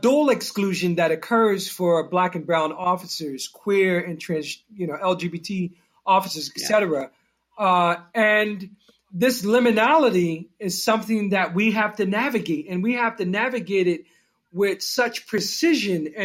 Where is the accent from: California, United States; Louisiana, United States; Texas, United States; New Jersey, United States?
New Jersey, United States; Newark; I come from Newark, New Jersey. It's a rough community